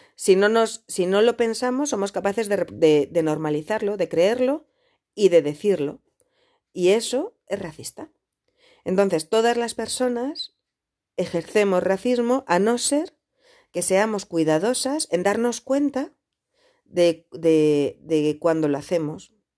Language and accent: Spanish; Spain; yo soy española